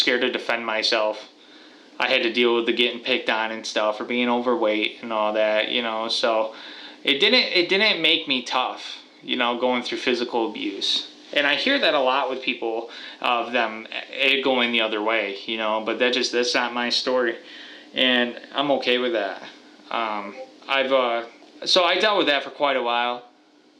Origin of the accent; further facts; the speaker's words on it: Watertown, New York, United States; I am from Watertown, New York, and I am 27 years old